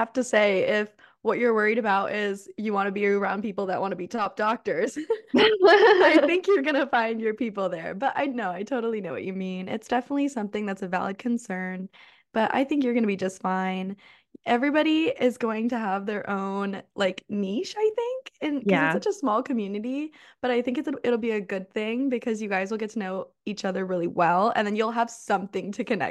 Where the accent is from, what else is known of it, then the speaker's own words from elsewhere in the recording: Scotland, United Kingdom; I'm from Scotland, but I was visiting.